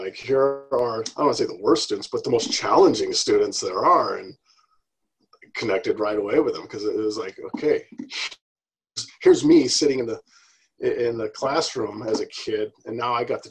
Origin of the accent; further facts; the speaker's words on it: California, United States; moved away; I grew up out in California, and I grew up, in just it was a low socioeconomic area. It was a rough town